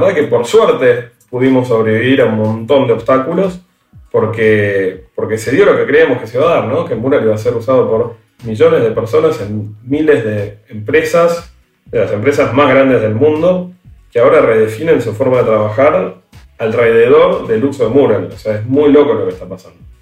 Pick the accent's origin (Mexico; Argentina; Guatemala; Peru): Argentina; nosotros somos argentinos